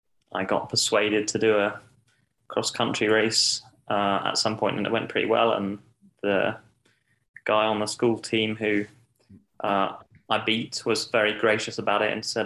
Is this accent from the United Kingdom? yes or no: yes; Scotland, United Kingdom; now in United States; it was fun to be standing on the start line announced as a Scot and have the whole of Hampton Park.